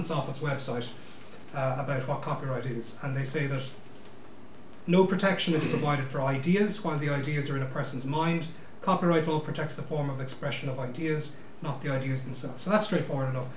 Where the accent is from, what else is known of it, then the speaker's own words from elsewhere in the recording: Limerick, Munster, Ireland; also born or lived in Dublin; I'm from Limerick. I am a simple country solicitor.